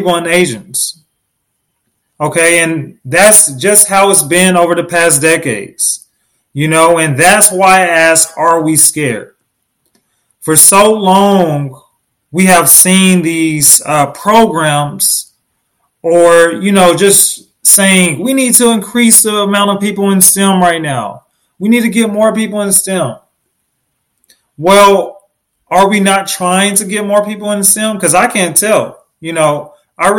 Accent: Oklahoma City, Oklahoma, United States; I was born in Oklahoma City, Oklahoma.

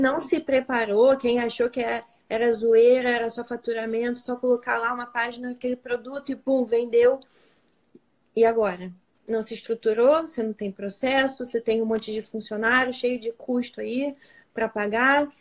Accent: Rio de Janeiro, Brazil; a gente é carioca

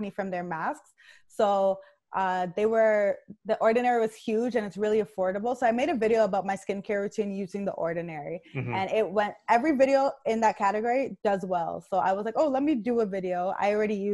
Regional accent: Nigeria; I'm Nigerian

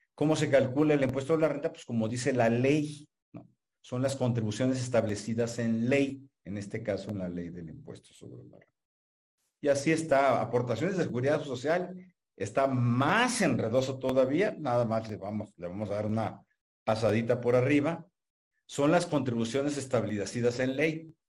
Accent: Mexico; somos nacionales mexicanos, tenemos nacionalidad mexicana

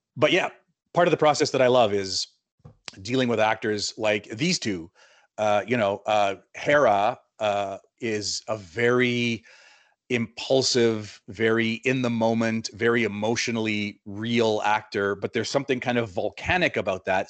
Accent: Winnipeg, Manitoba, Canada; moved away as an adult; also born or lived in Buenos Aires; I'm a South End Winnipegger

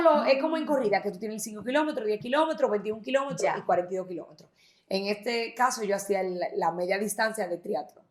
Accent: Santiago de los Caballeros, Santiago, Dominican Republic; soy de aquí de Santiago

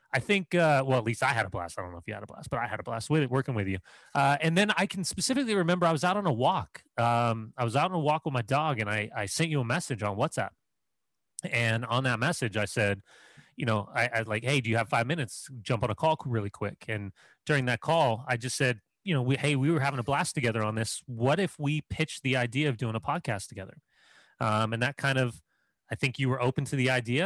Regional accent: Southern California, United States; I'm a Clippers guy for basketball growing up in Southern California

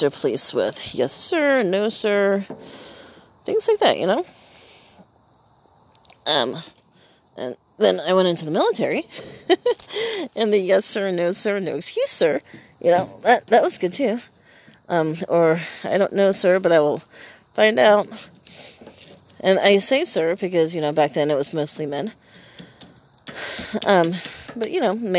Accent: Iowa, United States; a main roadway in my hometown

